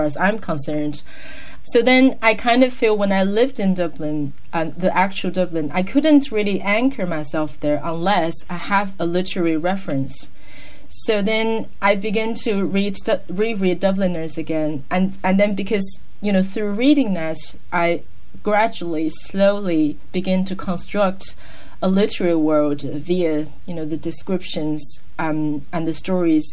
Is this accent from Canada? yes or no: no; China; English is a second language; moved away as an adult; also born or lived in Ireland; I'm from China